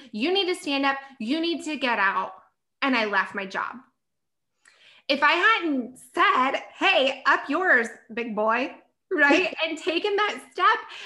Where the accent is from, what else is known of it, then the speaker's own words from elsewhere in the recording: South Carolina, United States; moved away as an adult; now in Los Angeles, United States; I'm from South Carolina and I quit my job, left everything, like told my parents bye, and I moved to California